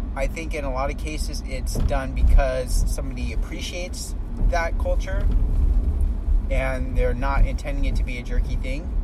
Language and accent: English; California, United States; now in Texas, United States; I'm from California